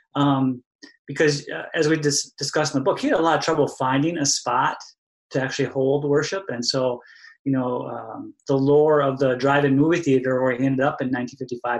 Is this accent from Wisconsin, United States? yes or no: yes; Alto, Wisconsin, United States; I grew up in Elta, Wisconsin